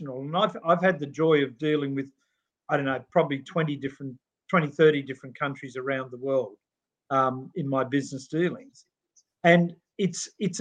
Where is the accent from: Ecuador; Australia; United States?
Australia; we're Australian